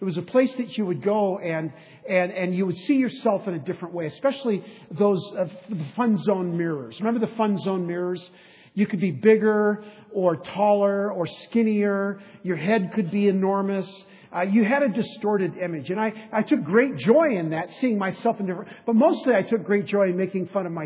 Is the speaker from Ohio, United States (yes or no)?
no; San Diego, California, United States; When I was a boy growing up in East County of San Diego